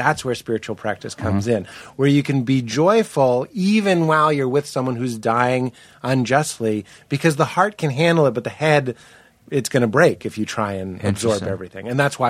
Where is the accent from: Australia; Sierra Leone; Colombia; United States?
United States; Boston, Massachusetts; moved away as an adult; now in Los Angeles, United States; I'm from Boston. And suddenly I was so fucking from Boston.